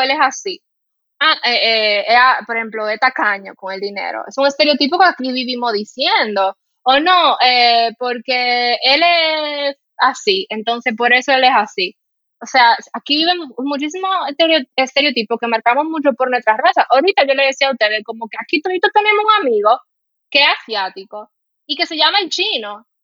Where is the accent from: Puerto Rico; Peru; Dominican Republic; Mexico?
Dominican Republic; accent: Dominican; moved away as an adult; also born or lived in Spain; cuando me decían, "¿De dónde tú eres?" y yo le decía que yo era dominicana